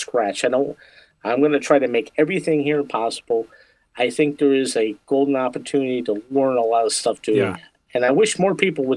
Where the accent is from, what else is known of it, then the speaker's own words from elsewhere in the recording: Michigan, United States; I am from Michigan